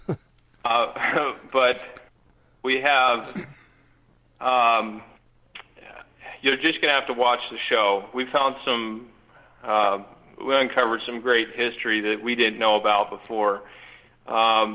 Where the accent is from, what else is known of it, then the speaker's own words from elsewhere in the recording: Arizona, United States; we're born and raised in Arizona. That's our home